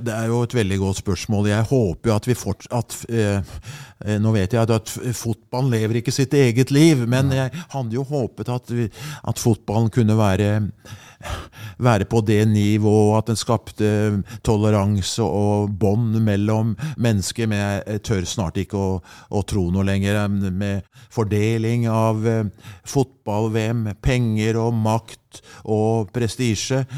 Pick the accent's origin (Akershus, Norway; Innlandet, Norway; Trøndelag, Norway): Akershus, Norway; Skedsmo; det begynte hjemme i Skedsmo